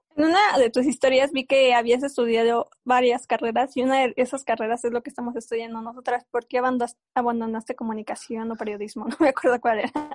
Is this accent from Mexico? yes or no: yes; San Juan del Río, Querétaro, Mexico; nosotros somos de San Juan del Río, Querétaro